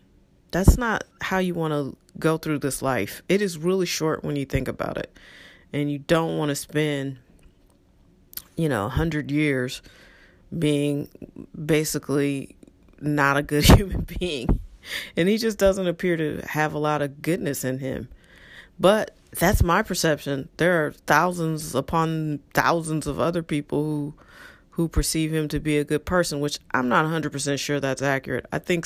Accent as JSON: {"language": "English", "town": "St. Louis", "region": "Missouri", "country": "United States", "tie": "born or raised there", "said": "And I often think to myself, man, if half the people I grew up with stayed in St. Louis and raised their families in St. Louis, our electorate would look so different."}